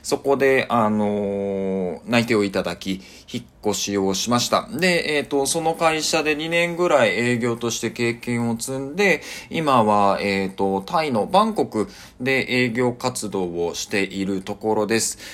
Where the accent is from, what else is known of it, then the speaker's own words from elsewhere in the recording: Kyushu, Japan; moved away as an adult; also born or lived in Tokyo / Singapore; now in Bangkok, Thailand; 日本のあの、まあ、九州で生まれて